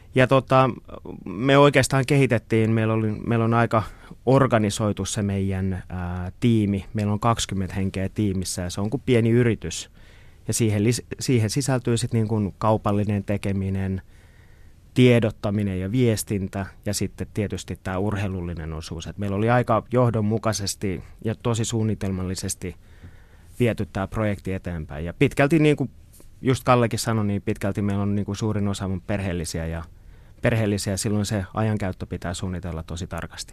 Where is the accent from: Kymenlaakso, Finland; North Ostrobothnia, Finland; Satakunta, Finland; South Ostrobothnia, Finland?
Kymenlaakso, Finland; Kotka; born or raised there